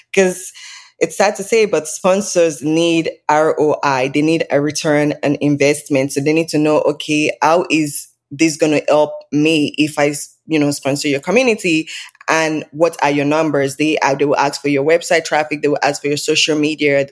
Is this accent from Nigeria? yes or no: yes; Nigeria; now in Canada; So, I'm Nigerian. I was born and raised in Nigeria.